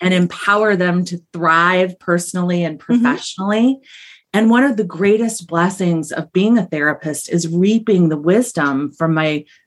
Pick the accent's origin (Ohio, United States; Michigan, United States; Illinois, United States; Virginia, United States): Ohio, United States; I'm a Buckeye. I'm from Ohio